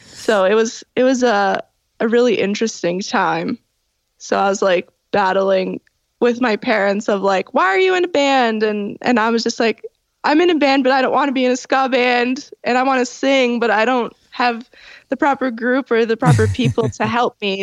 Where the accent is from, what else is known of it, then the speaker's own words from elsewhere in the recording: Toronto, Ontario, Canada; I was born in Toronto at you know Toronto General and I I grew up in the Italian area at St. Clair and Dufferin